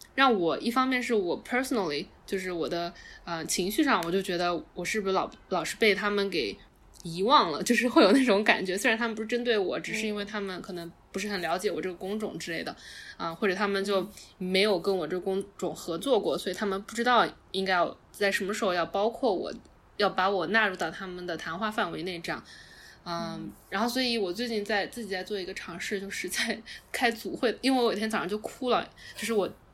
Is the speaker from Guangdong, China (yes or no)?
no; Wenzhou, Zhejiang, China; also born or lived in San Francisco Bay Area; now in New York, United States; 因为我是温州的，所以我们那边人就是，大家就都自己做生意啊